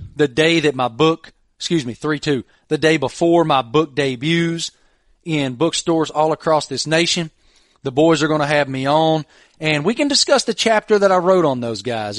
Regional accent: Southwest Virginia, United States; growing up in Southwest Virginia

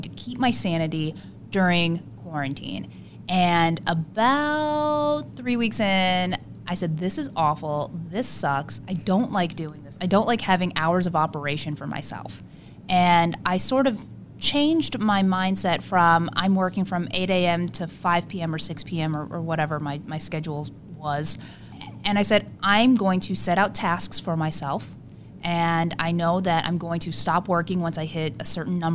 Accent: South Korea; moved away; I am from Korea

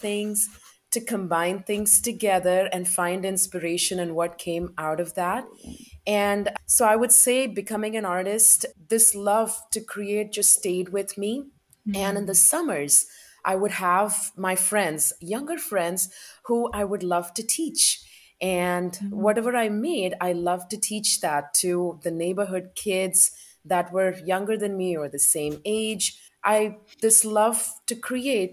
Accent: South India, India; moved away as an adult; now in United States; I grew up in India and I moved here to the United States in 2004.

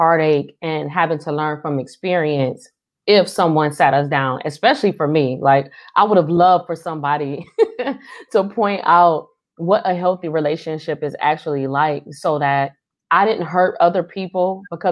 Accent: Cleveland, Ohio, United States; I hail from Cleveland, Ohio

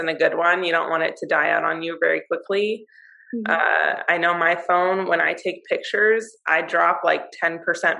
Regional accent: West Coast, United States; we're from the West Coast

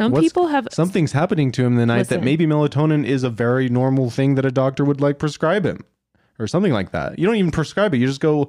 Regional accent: Winnipeg, Manitoba, Canada; I'm from Winnipeg, Manitoba, Canada, eh?

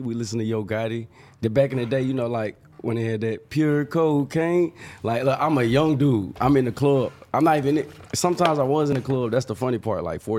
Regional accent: California, United States; born there; But also, we was, you know, we was born in California.

